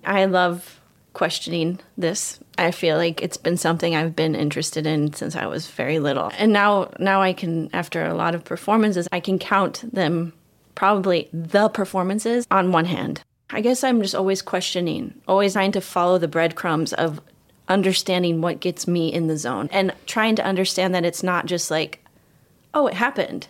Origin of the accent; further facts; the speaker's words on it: Ames, Iowa, United States; moved away; also born or lived in Israel; I'm from Ames, Iowa